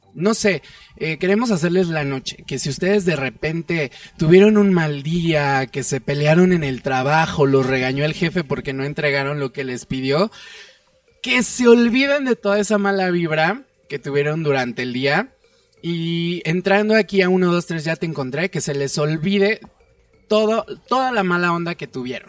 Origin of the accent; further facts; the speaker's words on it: State of Mexico, Mexico; now in Mexico City, Mexico; Yo soy del Estado de México, actualmente vivo en el DF